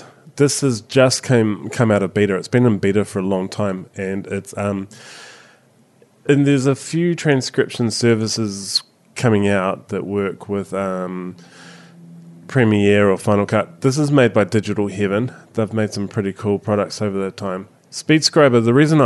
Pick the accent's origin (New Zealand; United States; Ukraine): New Zealand; accent: Kiwi; My Kiwi accent